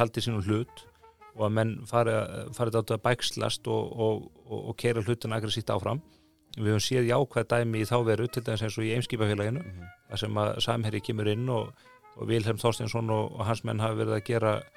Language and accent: Icelandic; Iceland; við Íslendingar